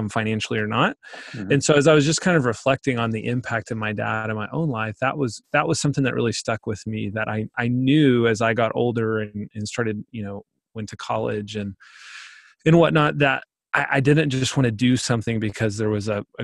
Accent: Pauls Valley, Oklahoma, United States; I grew up in Paul's Valley, Oklahoma

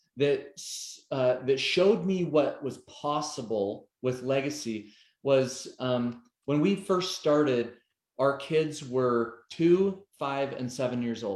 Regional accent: Portland, Oregon, United States; when I was a little kid growing up in Portland, Oregon

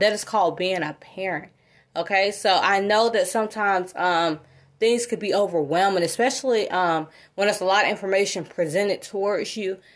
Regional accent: South Fulton area of Georgia, United States; also born or lived in North DeKalb, Georgia; I grew up in the South Wilton area of, of Georgia

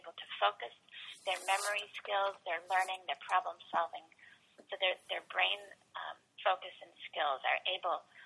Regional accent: Columbus, Ohio, United States; when I was growing up in Columbus, we had three recesses a day

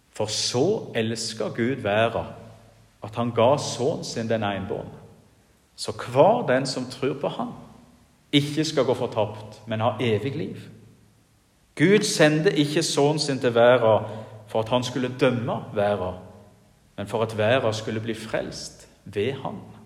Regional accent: Jæren, Rogaland, Norway; now in Giske, Norway; hjemme på Jæren, der jeg kommer ifra

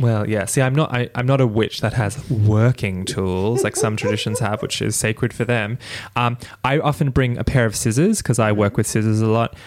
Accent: Australia; white Australian of Irish and British heritage

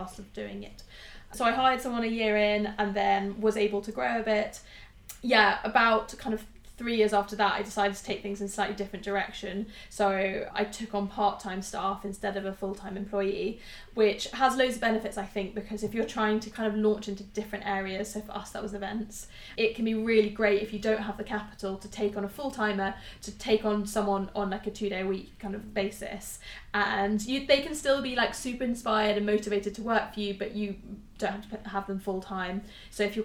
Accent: United Kingdom; We're so British

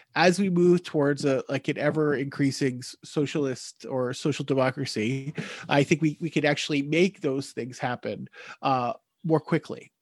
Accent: United States; moved away as an adult; now in Newfoundland, Canada; I'm an American living in Canada. I'm living in Newfoundland

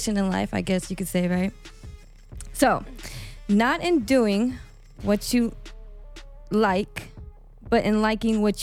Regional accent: El Paso, Texas, United States; now in Las Vegas, United States; I'm from El Paso, Texas. I am a DJ out here

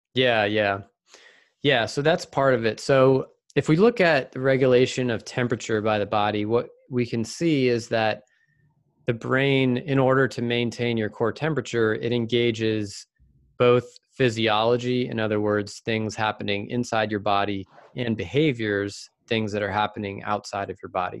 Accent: Virginia, United States; also born or lived in Seattle area; now in Seattle, United States; growing up in Virginia

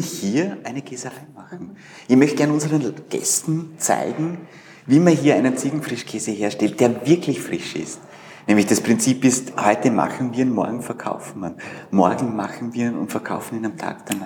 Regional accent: Vorarlberg, Austria; moved away as an adult; now in Vienna, Austria; ich komme aus Vorarlberg, bin 91 nach Wien und habe hier Wirtschaftsinformatik studiert

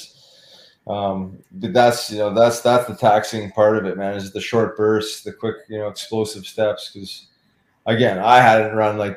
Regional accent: Winnipeg, Manitoba, Canada; I grew up in Winnipeg, Manitoba, and my parents had season tickets to Winnipeg Jets

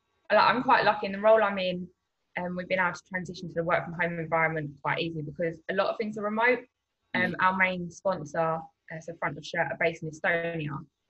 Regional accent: London, United Kingdom; So I'm obviously from South London, so not really going to games.

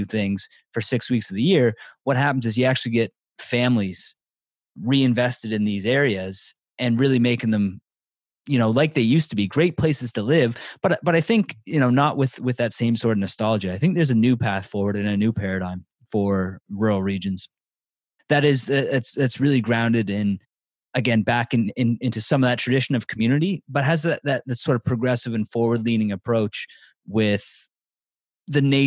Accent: Annapolis Valley, Nova Scotia, Canada; now in Toronto, Canada; I'm from the Annapolis Valley in Nova Scotia, but I live in Toronto now.

